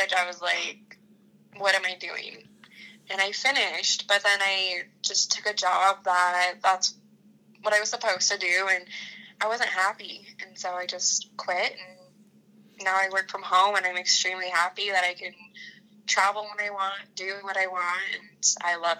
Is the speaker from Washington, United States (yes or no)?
yes; Washington, United States; also born or lived in Idaho; So I grew up in Washington and Idaho. So I spent school years in Washington, summers in Idaho